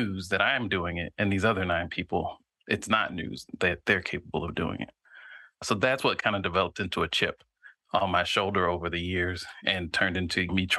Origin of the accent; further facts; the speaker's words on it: near Fort Rucker, Southeast Alabama, United States; I grew up in Southeast Alabama near an Army base called Fort Rucker